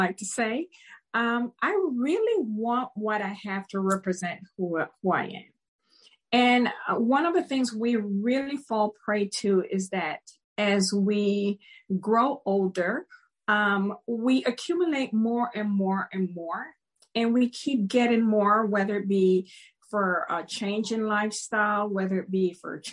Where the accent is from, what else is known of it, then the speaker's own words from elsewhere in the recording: Panama; also born or lived in Maryland, United States; now in United States; I grew up in Panama and I grew up in tropical weather